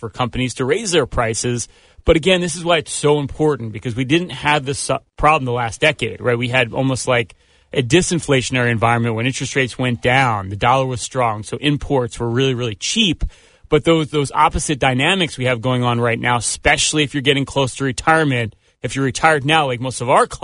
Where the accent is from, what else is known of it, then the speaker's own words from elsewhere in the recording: Philadelphia, Pennsylvania, United States; we're from Philadelphia.